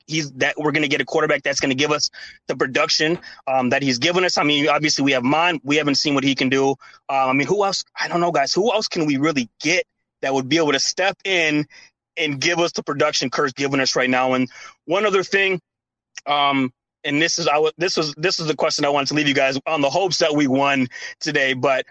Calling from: Shakopee, Minnesota, United States; I'm still out here in Shakopee, but yeah, man, I'm with you guys.

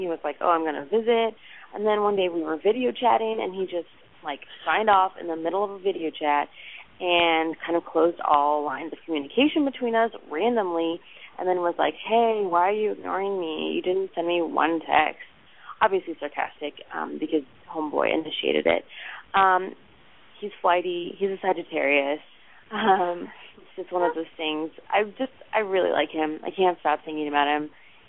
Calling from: Arizona, United States; I'm calling from Arizona as well, actually.

